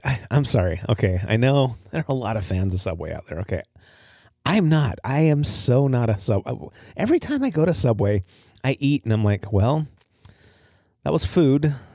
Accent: Utah, United States; moved away as an adult; also born or lived in Highland, Utah; now in Port Angeles, United States; growing up in Utah

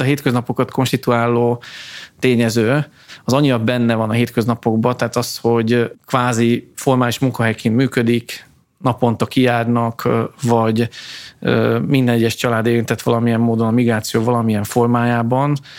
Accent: Tiszahát, Transcarpathia, Zakarpattia Oblast, Ukraine; moved away; ott születtem a Tiszaháti településeken

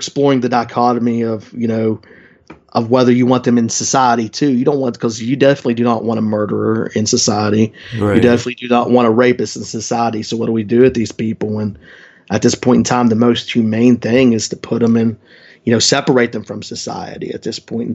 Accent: West Virginia, United States; my home state of West Virginia

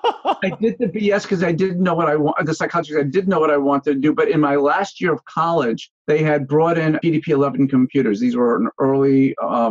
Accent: Yonkers, New York, United States; also born or lived in Connecticut / Brooklyn Heights, New York / Manhattan, New York; I grew up in Yonkers and then went to school in Connecticut

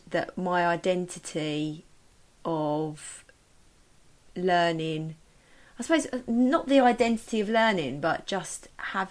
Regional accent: Medway, South East England, United Kingdom; also born or lived in London; I am from Kent, Medway. Lived in Medway most of my life, apart from a short stint of a few years in London when I went to university at Brunel

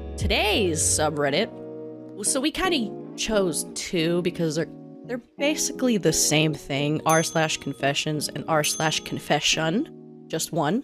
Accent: the South, Florida, United States; I'm from the South.

